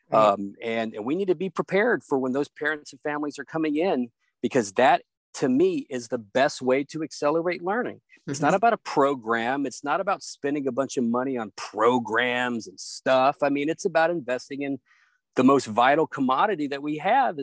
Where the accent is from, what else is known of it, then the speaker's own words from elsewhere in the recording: Hardin County, Tennessee, United States; also born or lived in Northern Virginia; now in Washington, D.C. area, United States; I grew up in a small town in Tennessee. Shout out to Hardin County, Tennessee